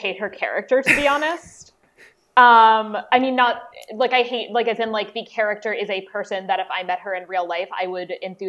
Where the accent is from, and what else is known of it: United States